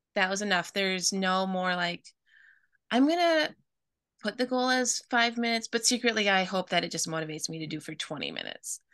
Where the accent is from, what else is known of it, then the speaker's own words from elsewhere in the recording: Midwest, United States; I grew up in the Midwest